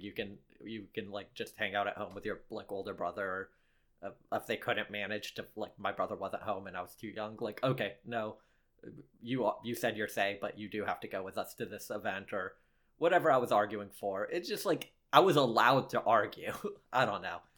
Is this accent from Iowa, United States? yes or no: no; Lexington, Kentucky, United States; I did grow up in Lexington